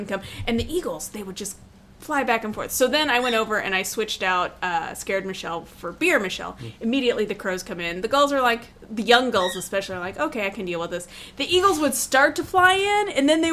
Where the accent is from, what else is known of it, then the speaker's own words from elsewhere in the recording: Indiana, United States; moved away; From my home state of Indiana.